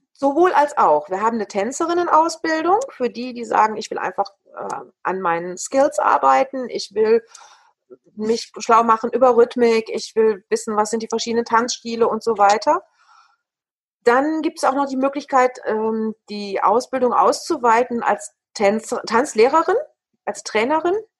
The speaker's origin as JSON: {"language": "German", "area": "Ruhr area", "region": "North Rhine-Westphalia", "country": "Germany", "tie": "born or raised there", "said": "Ich bin ja ein Kind des Ruhrgebietes. Vielleicht sind wir Potties auch einfach anders"}